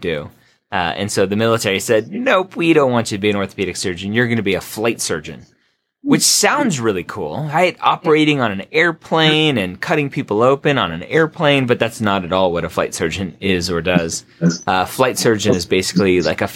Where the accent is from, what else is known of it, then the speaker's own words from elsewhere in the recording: Redondo Beach, California, United States; moved away; also born or lived in Florida; I grew up in Redondo Beach, not too far away from you guys